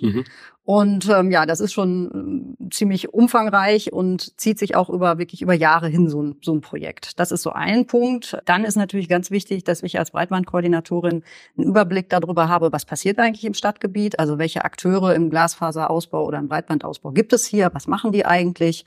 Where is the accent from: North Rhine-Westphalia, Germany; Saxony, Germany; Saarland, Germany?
North Rhine-Westphalia, Germany; Horn-Bad Meinberg; also born or lived in Steinheim; Geboren in Steinheim im Kreis Höxter, aufgewachsen in Hornbad Meinberg im Kreis Lippe.